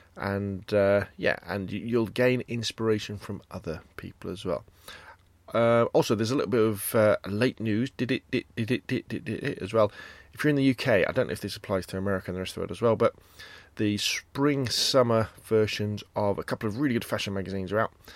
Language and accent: English; Gosport, South East England, United Kingdom; Gosport High Street, kind of my, uh, version, my attempt at street photography. Again, it's my hometown